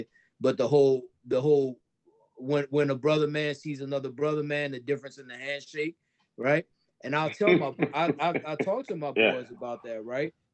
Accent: New Orleans, Louisiana, United States; now in Somerville, United States; I grew up in New Orleans, Louisiana, bro, and that we had a Black culture there. I was born in it. I was raised in it.

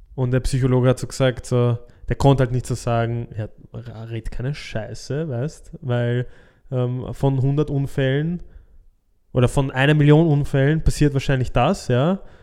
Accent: Austria; bei uns in Österreich

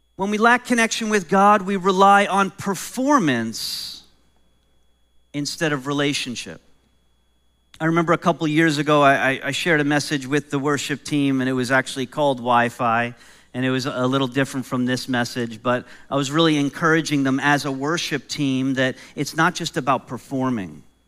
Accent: New York, United States; moved away; I grew up in New York and I grew up in a home where my mom didn't really love cats

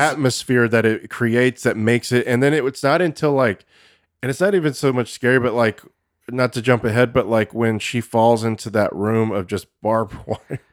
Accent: Texas, United States; I'm from Texas. That's how we say it there.

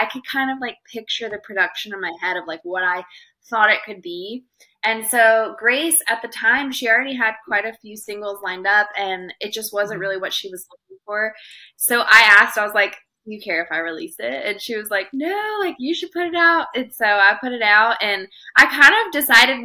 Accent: Montana, United States; now in Nashville, United States; I grew up in Montana

